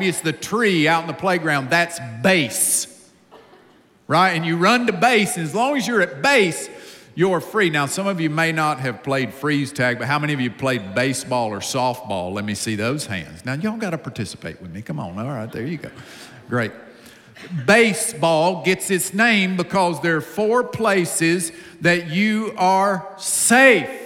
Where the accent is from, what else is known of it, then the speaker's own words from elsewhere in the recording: Upstate South Carolina, United States; accent: deep accent; I grew up in a home with a mom and a dad in the upstate of South Carolina. I'm from the South